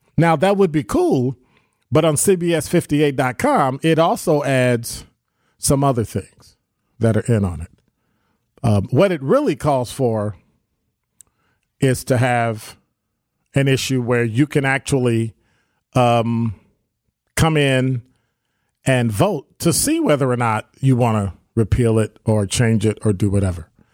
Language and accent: English; Wisconsin, United States; our sense of being a Wisconsinite